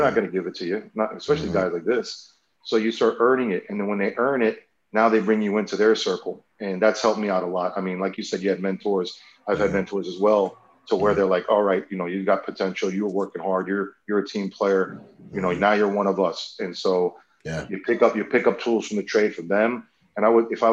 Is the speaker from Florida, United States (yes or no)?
yes; South Florida, United States; I'm from South Florida